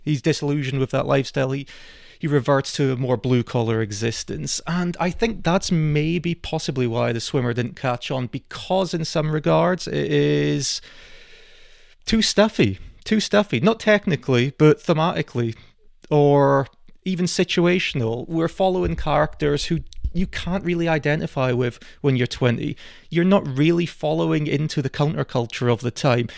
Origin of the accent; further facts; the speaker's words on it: Scotland, United Kingdom; we're Scottish